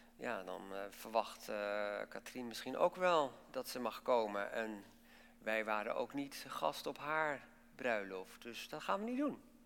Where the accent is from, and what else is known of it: Netherlands